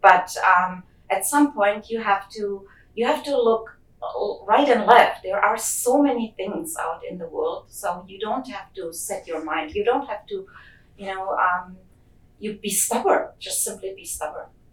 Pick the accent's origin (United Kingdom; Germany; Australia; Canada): Germany; moved away; I grew up in Germany